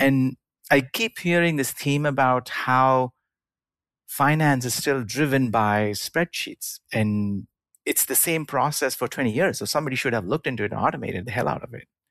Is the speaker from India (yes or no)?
yes; India; moved away; i grew up in india